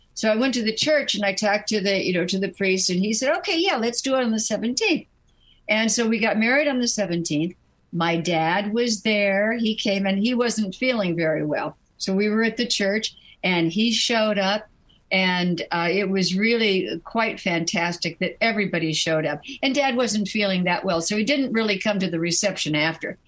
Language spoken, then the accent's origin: English; New York, United States; I was born in New York